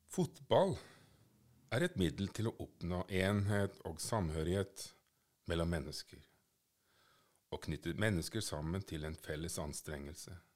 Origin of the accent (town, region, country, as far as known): Norway